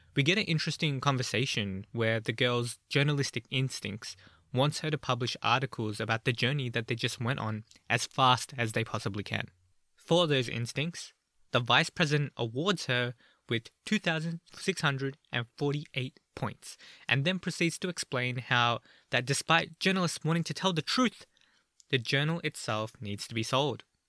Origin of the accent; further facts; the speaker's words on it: Australia; I'm from Australia